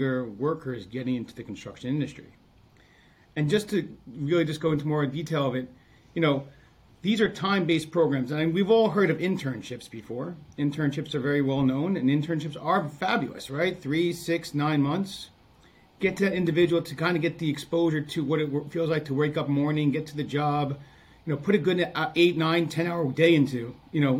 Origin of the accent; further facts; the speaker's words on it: Long Island, New York, United States; I grew up on Long Island